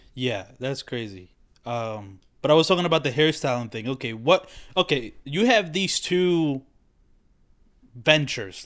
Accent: Dominican Republic; moved away; growing up in the Dominican Republic like I do not even know about Puerto Rico really

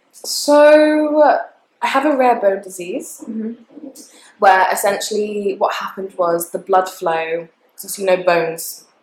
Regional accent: Portsmouth, South East England, United Kingdom; moved away as an adult; also born or lived in Leamington Spa; now in Leeds, United Kingdom; I'm based in Leeds. I'm from Portsmouth originally.

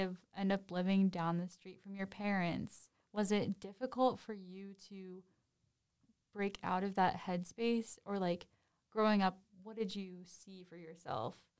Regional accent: Cincinnati, Ohio, United States; I grew up in Cincinnati

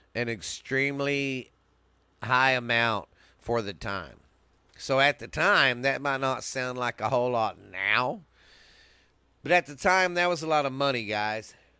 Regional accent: Mineral Wells, Texas, United States; my hometown here in Mineral Wells, Texas

